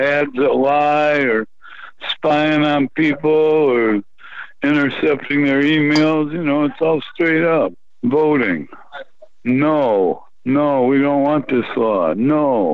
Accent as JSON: {"language": "English", "town": "Flint", "region": "Michigan", "country": "United States", "tie": "born or raised there", "said": "my hometown of Flint, Michigan"}